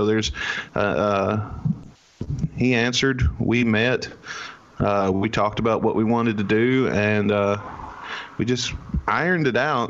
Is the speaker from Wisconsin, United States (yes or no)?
no; Jefferson City, Missouri, United States; also born or lived in Tupelo, Mississippi; I am from Jefferson City, Missouri, by way of Tupelo, Mississippi.